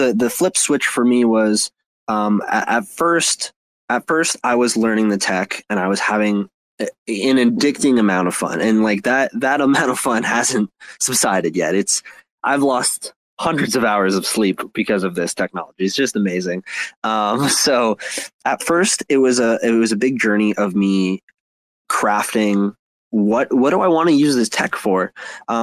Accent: Toronto, Ontario, Canada; I'm from Toronto, and I'm big in the music scene.

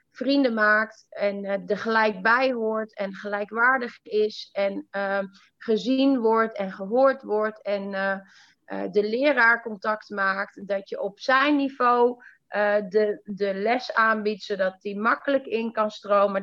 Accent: northern Netherlands, Netherlands; also born or lived in Iran; Ik kom echt uit het platteland in het noorden

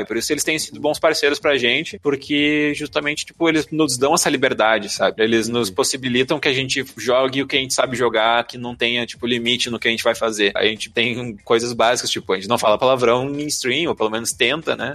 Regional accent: Rio Grande do Sul, Brazil; eu sou do Rio Grande do Sul

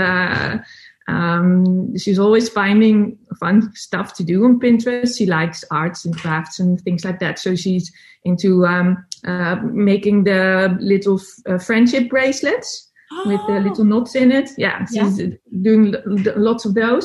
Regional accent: Netherlands; English is a second language; I'm from the Netherlands. So English is not my first language

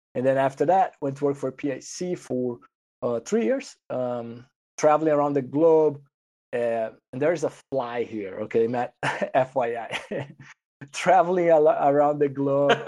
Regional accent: Brazil; moved away as an adult; I'm originally from Brazil. I went to the vet school there

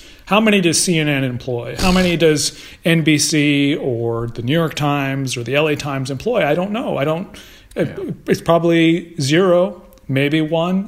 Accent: Canada; moved away as an adult; now in Hollywood, United States; I'm originally from Canada

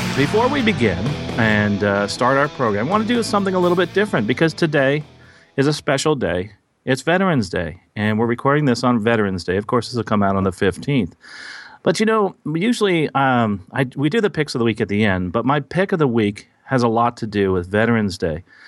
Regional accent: Basking Ridge, New Jersey, United States; moved away; I'm recording in, uh, my hometown of Basking Ridge, New Jersey

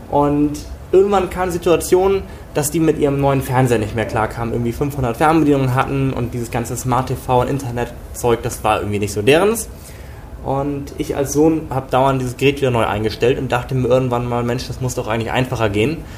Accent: Glückstadt, Schleswig-Holstein, Germany; Wie gesagt … Ich komme aus dem beschaulichen Glückstadt an der Elbe. Also wirklich aus dem ländlichen Bereich, aus einer typisch deutschen Familie.

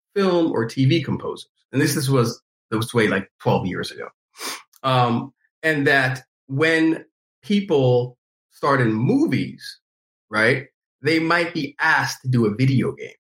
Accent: New York, United States; growing up in New York and enjoying you know hip hop, R and B, you know, gospel

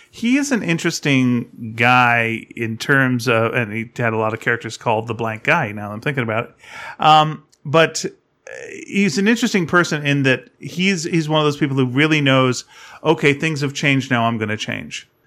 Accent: Delta, British Columbia, Canada; moved away; when I was growing up in North Delta

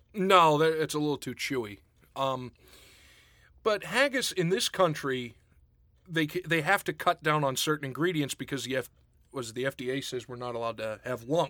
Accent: Pittsburgh, Pennsylvania, United States; growing up outside of Pittsburgh

